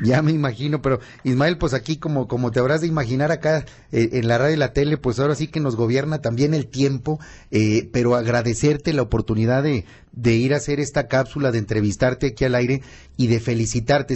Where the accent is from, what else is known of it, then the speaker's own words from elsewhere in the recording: Zacatecas, Mexico; los zacatecanos somos entrones